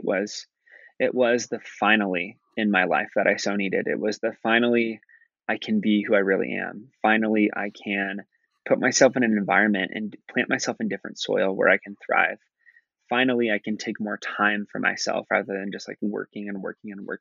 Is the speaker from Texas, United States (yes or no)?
no; Nebraska, United States; moved away; growing up in Nebraska, even though I grew up in a suburb and I grew up in a liberal town in the middle of a very red state